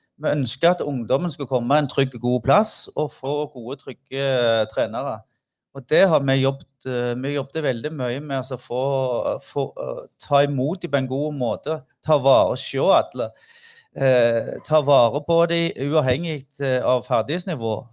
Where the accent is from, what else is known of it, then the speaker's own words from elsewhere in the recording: Figgjo, Rogaland, Norway; vi kom fra Figgen